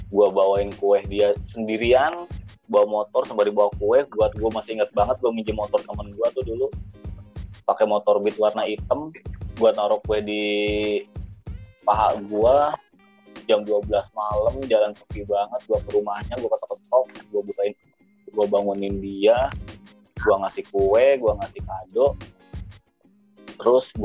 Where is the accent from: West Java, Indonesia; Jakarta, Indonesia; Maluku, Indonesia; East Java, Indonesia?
Jakarta, Indonesia; dia di kampung gue di Jakarta